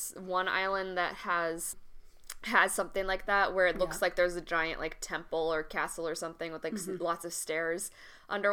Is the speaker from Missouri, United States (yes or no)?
no; Virginia, United States; we're from Virginia